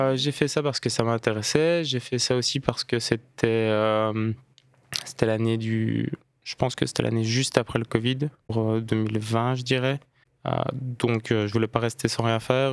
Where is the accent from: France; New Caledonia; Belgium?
Belgium; Liège, Wallonia; Je suis liégeois